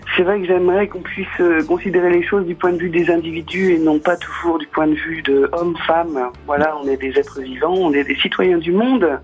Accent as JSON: {"language": "French", "area": "Nord", "region": "Hauts-de-France", "country": "France", "said": "je suis du Nord"}